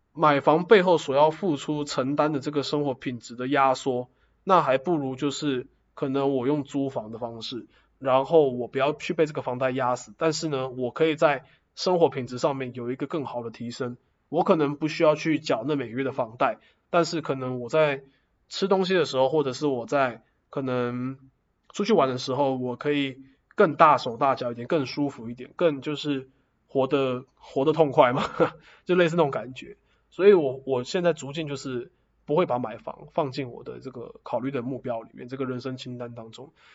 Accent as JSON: {"language": "Chinese", "region": "Taoyuan", "country": "Taiwan", "also_born_or_lived": "Taichung", "moved": "as an adult", "lives_now": "Zhonghe, Taiwan", "said": "我是桃园人， 但我现在住在中和"}